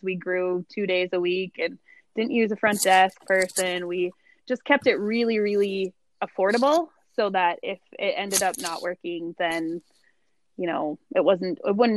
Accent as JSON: {"language": "English", "town": "Jamestown", "country": "United States", "tie": "born or raised there", "moved": "yes", "said": "I'm from Jamestown"}